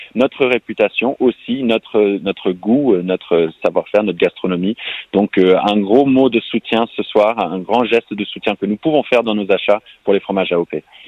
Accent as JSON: {"language": "French", "country": "United States", "tie": "born or raised there", "also_born_or_lived": "New York, United States / San Francisco, United States", "second_language": "French", "moved": "yes", "lives_now": "France", "said": "je, suis américain, j'ai grandi à New York, à San Francisco"}